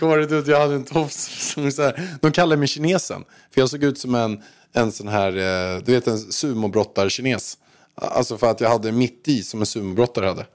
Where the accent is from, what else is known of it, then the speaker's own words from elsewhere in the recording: Haninge, Stockholm County, Sweden; moved away as an adult; now in Marbella, Spain; jag kom från Haninge